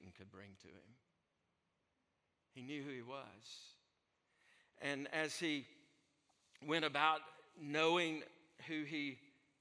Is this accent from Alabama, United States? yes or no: yes; Alabama, United States; I'm from Alabama